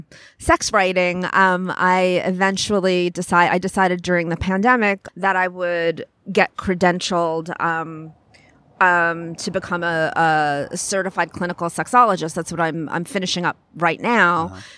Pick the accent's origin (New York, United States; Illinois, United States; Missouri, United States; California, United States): New York, United States; I grew up on Long Island by the beach. I thank God, because the only decent thing about Long Island, the only reason it's an okay place to live.